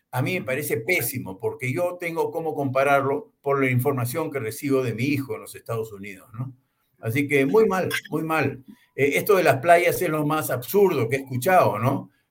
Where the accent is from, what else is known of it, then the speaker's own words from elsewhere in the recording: Peru; somos nosotros los peruanos